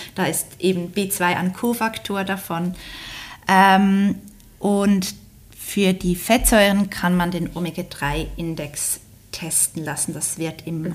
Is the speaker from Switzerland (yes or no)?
yes; Switzerland; accent: Swiss; wie man hört, wahrscheinlich komme ich aus der Schweiz.